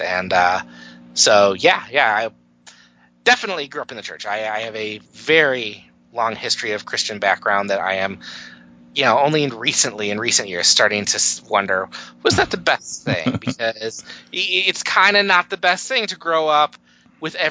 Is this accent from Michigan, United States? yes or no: yes; Detroit, Michigan, United States; I am from the Detroit area, the very cold Detroit area this morning.